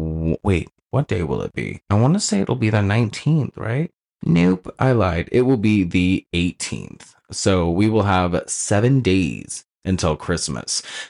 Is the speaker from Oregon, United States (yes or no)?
yes; Oregon, United States; moved away as an adult; now in California, United States; I'm from Oregon.